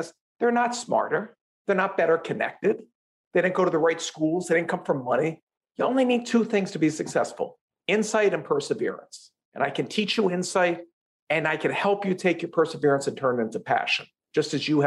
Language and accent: English; Philadelphia, Pennsylvania, United States; I'm from Philadelphia